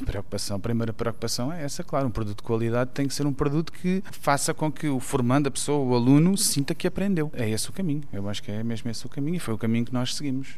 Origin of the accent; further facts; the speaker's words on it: Portugal; nosso país